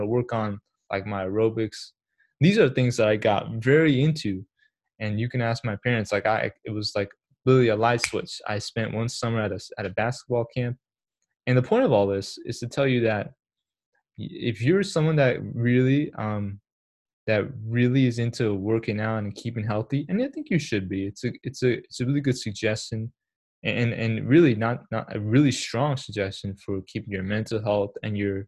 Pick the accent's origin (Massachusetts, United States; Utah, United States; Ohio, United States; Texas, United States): Massachusetts, United States; also born or lived in Pakistan / New York; I moved to Boston 6 months, not from Boston, to Massachusetts 6 months later